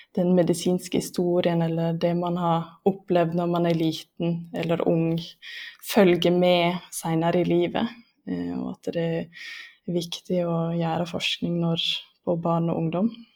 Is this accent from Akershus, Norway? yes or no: no; Lærdal, Vestland, Norway; now in Lillehammer, Norway; Jeg er fra Lærdal